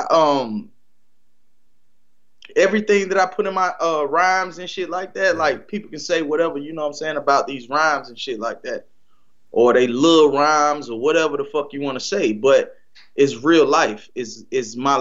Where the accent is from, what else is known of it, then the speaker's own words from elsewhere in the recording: North Carolina, United States; I'm from North Carolina